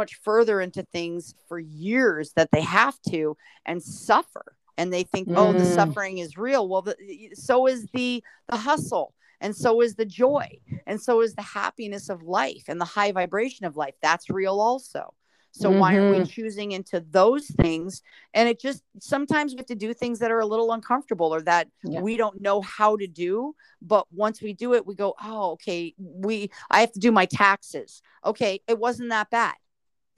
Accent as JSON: {"language": "English", "region": "Southern California", "country": "United States", "tie": "born or raised there", "said": "I was born and raised in Southern California"}